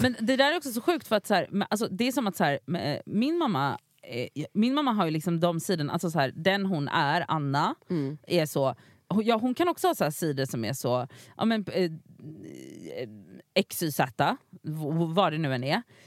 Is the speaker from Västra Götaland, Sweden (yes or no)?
yes; Gothenburg, Västra Götaland, Sweden; moved away; jag var hemma i Göteborg